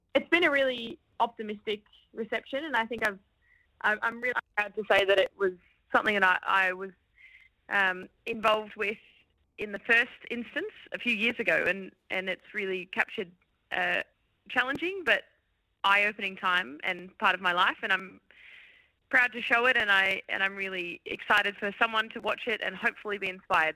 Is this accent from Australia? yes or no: yes; Brisbane, Queensland, Australia; growing up in Brisbane